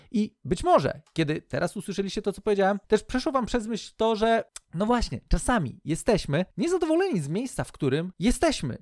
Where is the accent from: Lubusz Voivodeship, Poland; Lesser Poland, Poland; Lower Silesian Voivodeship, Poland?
Lubusz Voivodeship, Poland; moved away as an adult; also born or lived in Ireland / Leszno; now in Kościerzyna, Poland; najpierw wychowałem się w moim rodzinnym mieście, które w ogóle tam to dopiero jest, jest ciekawie. E, jeszcze województwo lubuskie